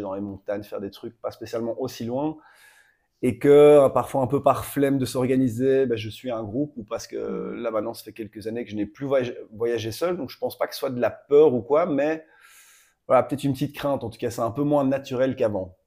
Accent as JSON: {"language": "French", "town": "Brussels", "region": "Brussels-Capital Region", "country": "Belgium", "said": "j'ai 33 ans, je viens de Bruxelles."}